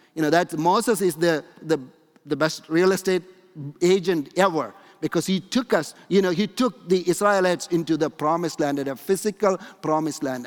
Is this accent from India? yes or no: yes; India; moved away; when I grew up in India